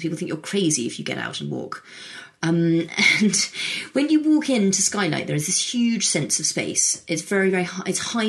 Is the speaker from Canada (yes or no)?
no; United Kingdom; also born or lived in United States; I picked two because I'm from the UK, and I'm American as well.